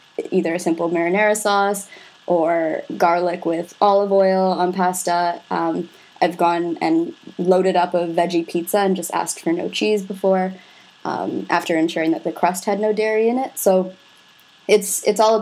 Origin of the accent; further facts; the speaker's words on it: Scotland, United Kingdom; a lot of potatoes, or tatties, because we're Scottish